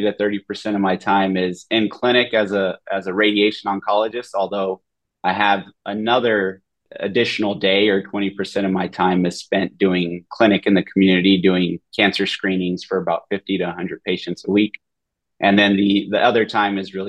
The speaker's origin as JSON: {"language": "English", "town": "Madera", "region": "California", "country": "United States", "tie": "born or raised there", "also_born_or_lived": "Los Angeles, United States / Boston, United States", "moved": "as an adult", "lives_now": "Miami, United States", "said": "I grew up in Central California, went to Madera Public Schools, Madera High School"}